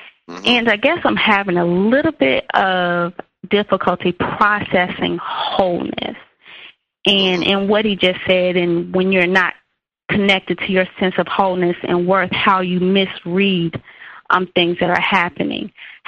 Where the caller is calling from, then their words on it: North Carolina, United States; I'm calling from North Carolina.